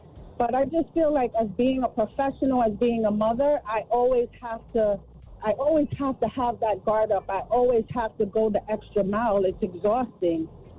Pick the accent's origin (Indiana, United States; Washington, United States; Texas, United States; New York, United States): New York, United States; New York City; now in New Jersey, United States; I'm calling from the New Jersey area, but I'm born and raised in NYC. I'm a Bronx bred girl.